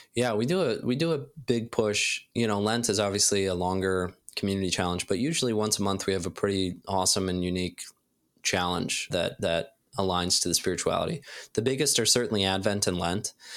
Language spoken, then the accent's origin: English; Ohio, United States; moved away; also born or lived in Silicon Valley, California; I grew up in Ohio